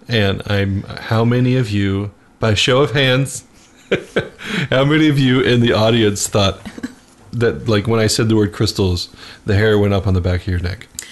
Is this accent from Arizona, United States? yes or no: yes; Phoenix, Arizona, United States; I grew up in Arizona, and so Sedona, mm-hmm. Arizona, is uh, just a couple hours north of Phoenix, where I grew